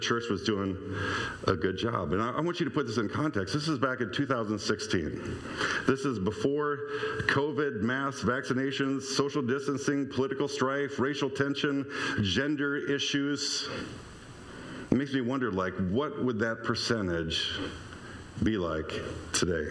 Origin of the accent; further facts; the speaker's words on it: Stoughton, Wisconsin, United States; moved away as an adult; I grew up in Lakeview in Stoughton, and even when I went into my 20s and moved away